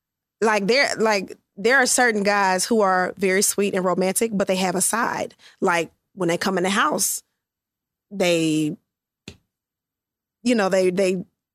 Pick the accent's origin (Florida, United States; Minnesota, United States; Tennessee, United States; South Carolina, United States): Tennessee, United States; Memphis; moved away; So I'm originally from Memphis.